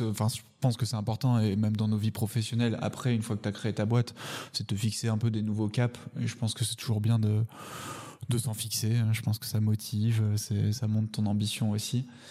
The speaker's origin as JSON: {"language": "French", "town": "Paris", "region": "Île-de-France", "country": "France", "tie": "born or raised there", "also_born_or_lived": "Salamanca", "said": "j'étais à Paris, j'étais parisien déjà, je suis né à Paris"}